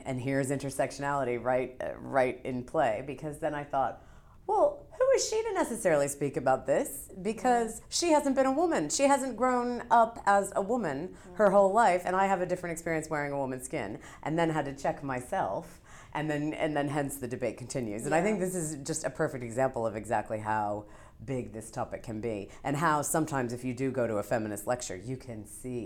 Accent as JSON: {"language": "English", "region": "New York", "country": "United States", "said": "I'm a New Yorker"}